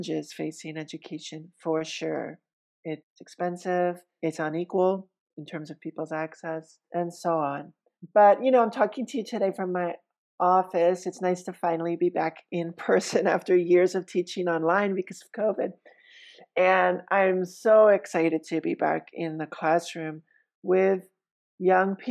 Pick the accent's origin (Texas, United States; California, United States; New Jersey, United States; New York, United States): New York, United States; New York City; moved away as an adult; now in Roanoke, United States; a white New Yorker